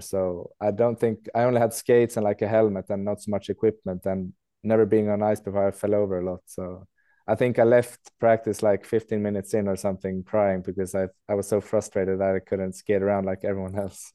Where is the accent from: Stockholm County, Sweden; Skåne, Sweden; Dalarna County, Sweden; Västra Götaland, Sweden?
Dalarna County, Sweden; Leksand; moved away as an adult; also born or lived in England; now in Skellefteå, Sweden; I'm actually born in England, so we moved to Sweden and Leksand when I was four years old